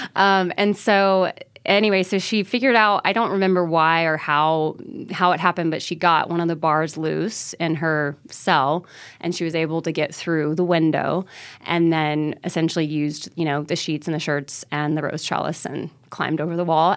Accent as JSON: {"language": "English", "town": "Mobile", "region": "Alabama", "country": "United States", "tie": "born or raised there", "also_born_or_lived": "Idaho", "moved": "as an adult", "said": "I grew up in Mobile, Alabama, like, this, mo, you know, southernmost part of the state"}